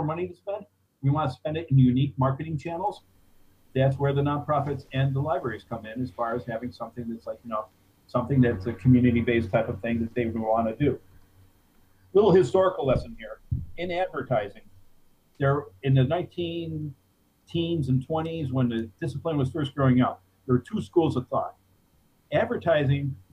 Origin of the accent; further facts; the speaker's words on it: Cleveland, Ohio, United States; moved away as an adult; also born or lived in Fairfield County, Connecticut / Denver, Colorado; I grew up in Cleveland, which is a heavy ethnic city